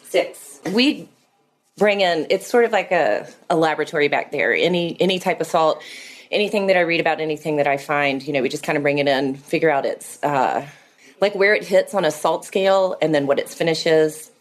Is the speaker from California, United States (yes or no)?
no; Atlanta, Georgia, United States; moved away; I moved back to Atlanta, my, um, my hometown